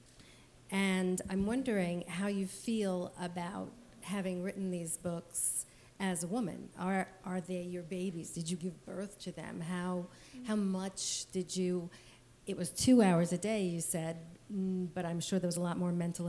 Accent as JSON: {"language": "English", "town": "New York City", "region": "New York", "country": "United States", "said": "I'm from Brooklyn"}